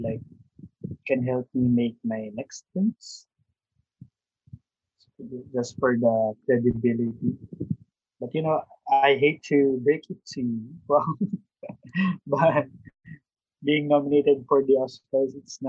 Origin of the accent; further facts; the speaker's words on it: Philippines; being a Filipino